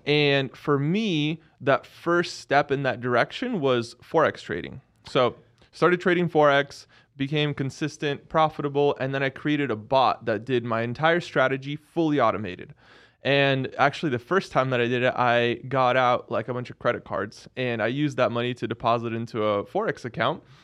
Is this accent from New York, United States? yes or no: no; Seattle, Washington, United States; I grew up in Seattle.